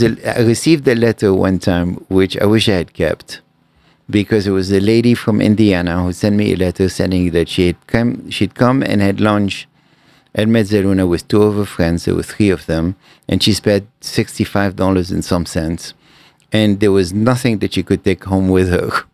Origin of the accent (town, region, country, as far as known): Lebanon; born or raised there; moved away as an adult; also born or lived in Cairo, Egypt